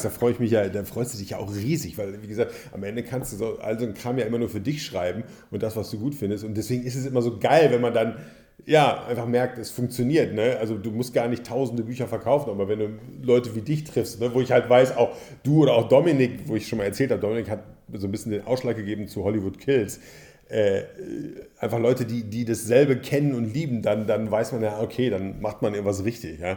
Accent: Hagen, North Rhine-Westphalia, Germany; Ich habe äh, Theater für den Fernsehen in Bochum studiert, im Ruhrgebiet, ich komme aus Hagen

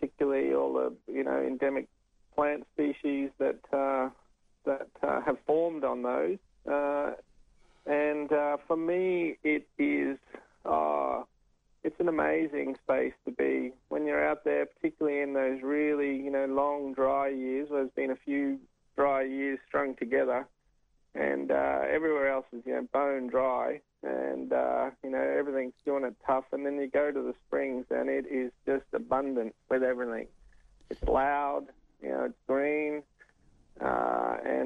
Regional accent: Sydney, New South Wales, Australia; now in Brisbane, Australia; I come from Sydney originally, and then in Brisbane

